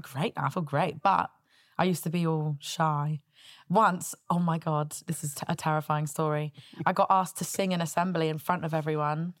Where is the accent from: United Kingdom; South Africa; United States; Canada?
United Kingdom; Southampton, South East England; I grew up in Southampton